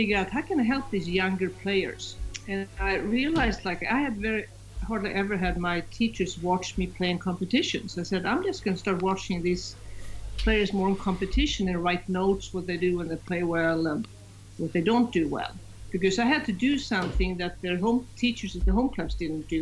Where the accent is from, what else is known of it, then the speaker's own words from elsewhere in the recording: Sweden; I'm from Sweden